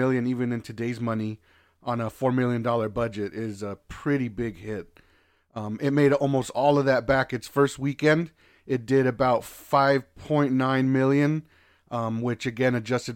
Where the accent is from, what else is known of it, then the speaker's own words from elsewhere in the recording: Los Angeles, California, United States; I'm from Los Angeles, California